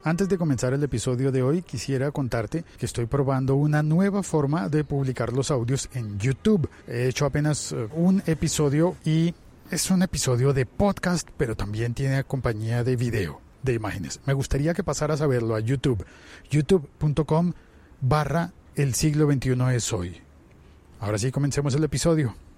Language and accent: Spanish; Colombia; en mi país, en Colombia